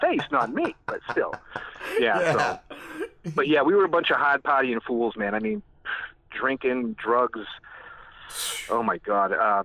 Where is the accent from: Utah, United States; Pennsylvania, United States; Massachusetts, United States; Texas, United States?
Massachusetts, United States; Dudley; accent: thick New England; moved away as an adult; also born or lived in New Jersey / Mexico; now in Dallas, United States; I grew up in Massachusetts. I'm from New England. We went to the same high school together in Dudley, Massachusetts